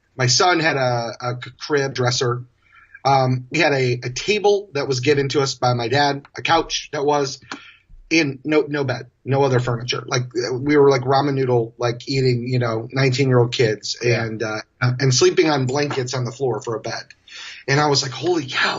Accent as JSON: {"language": "English", "town": "Kalamazoo", "region": "Michigan", "country": "United States", "tie": "born or raised there", "moved": "as an adult", "lives_now": "San Francisco, United States", "said": "where I was born and raised in Michigan"}